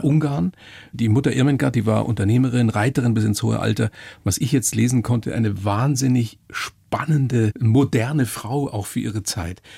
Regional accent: Bavaria, Germany; bei uns in Deutschland, äh, in Bayern

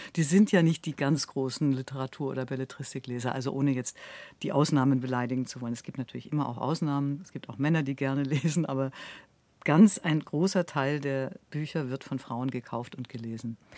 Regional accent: Ulm, Baden-Württemberg, Germany; in Ulm, wo ich aufgewachsen bin

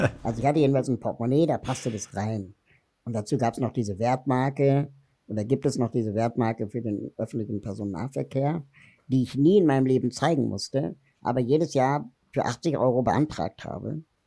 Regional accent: Berlin, Germany; ich bin in Berlin-West groß geworden

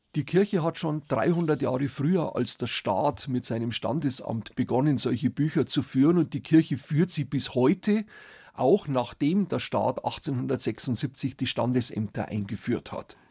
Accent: Tegernsee, Bavaria, Germany; ich komme aus Tegernsee, bin dort geboren, auch immer noch wohnhaft

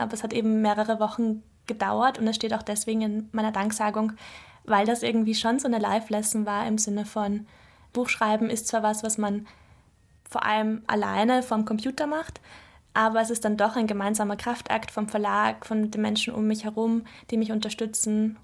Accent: Mödling, Lower Austria, Austria; also born or lived in Brussels / Vienna; bin ich dann nach Mödling, also das ist in der Nähe von Wien, in eine Vorstadt gekommen und bin dort eigentlich aufgewachsen

